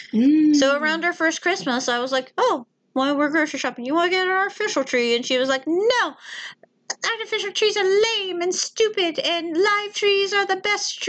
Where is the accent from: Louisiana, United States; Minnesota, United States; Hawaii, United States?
Louisiana, United States; moved away; my poor ass upbringing in Louisiana, never had fleas.